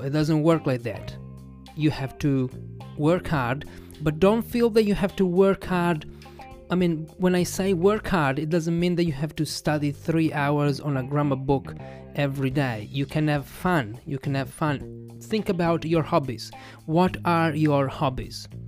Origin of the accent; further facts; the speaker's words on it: Italy; I'm an English teacher from Italy